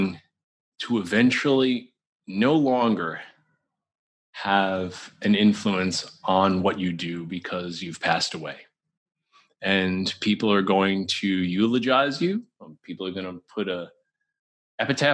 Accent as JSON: {"language": "English", "region": "New York", "country": "United States", "said": "I'm like a New Yorker"}